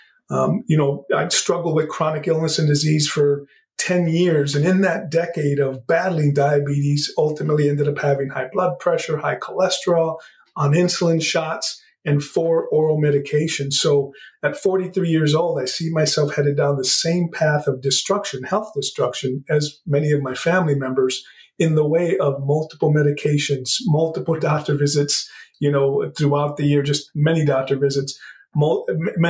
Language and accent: English; Southern Texas, United States; moved away; also born or lived in Chicago area; Yeah, so I grew up in Southern Texas. I grew up speaking Spanish and English because my grandparents spoke very little English, so I had to learn them both